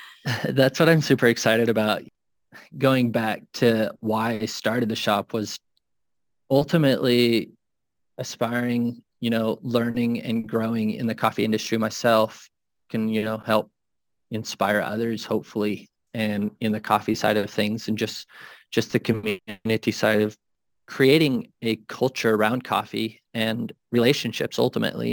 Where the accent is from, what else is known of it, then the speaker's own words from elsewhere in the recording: Minnesota, United States; moved away as an adult; now in Wyoming, United States; I grew up in Minnesota and now I, I moved out to Wyoming five years ago